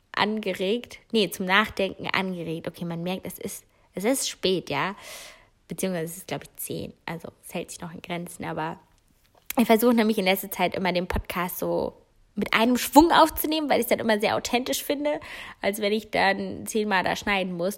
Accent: Giessen, Hesse, Germany; moved away; ich komme aus der Ecke Gießen

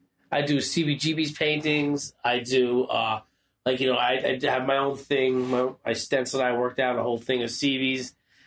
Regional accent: Brooklyn, New York, United States; I'm an old hardcore guy, you know, grew up going to CB's, I grew up in Brooklyn, I'm a kung fu guy.

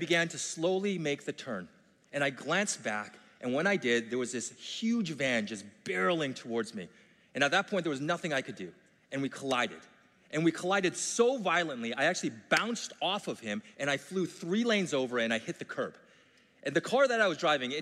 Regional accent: Vancouver, British Columbia, Canada; I grew up in Vancouver.

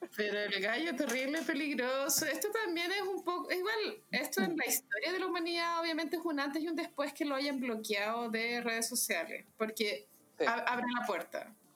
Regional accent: Santiago, Santiago Metropolitan Region, Chile; uno como santiaguino

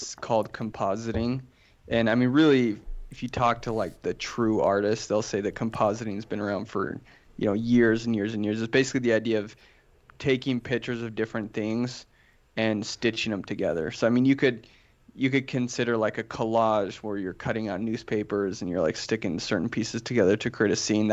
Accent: Florence, Tuscany, Italy; now in Utah, United States; I was born in Florence, Italy

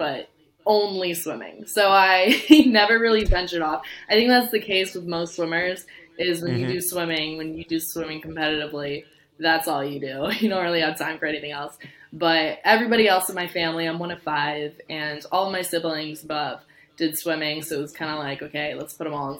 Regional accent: Chattanooga, Tennessee, United States; moved away as an adult; now in Gainesville, United States; I'm originally from, Chattanooga, Tennessee

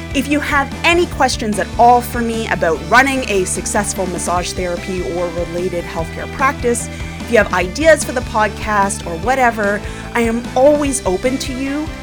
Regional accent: Canada; I'm Canadian

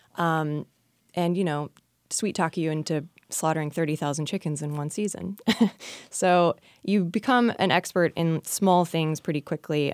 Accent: Oklahoma, United States; moved away as an adult; also born or lived in North Carolina; now in Virginia, United States; I'm actually from Oklahoma

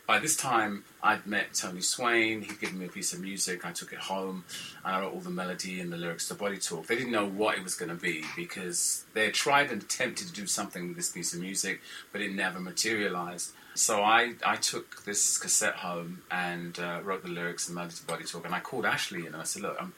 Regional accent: London, United Kingdom; I'm from London

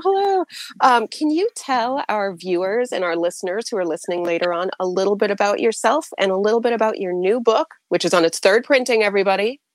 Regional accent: New England, United States; I'm from New England

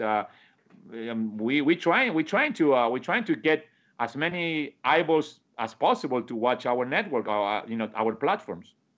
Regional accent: Argentina; English is a second language; moved away as an adult; also born or lived in Hoboken, New Jersey; now in United States; when I moved from Argentina

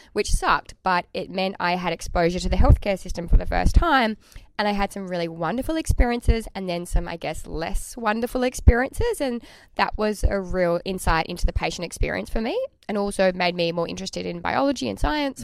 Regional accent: Tasmania, Australia; I am from Tasmania

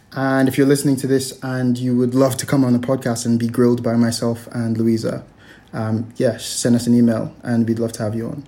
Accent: Nigeria; now in Hong Kong; growing up in Nigeria in the West

